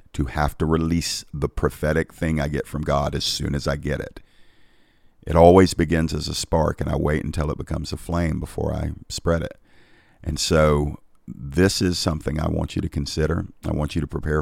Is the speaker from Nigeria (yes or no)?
no; United States; I'm grateful for being American.